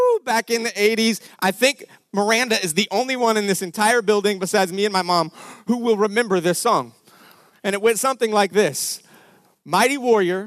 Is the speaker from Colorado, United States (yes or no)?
yes; Denver, Colorado, United States; We grew up in Denver, Colorado.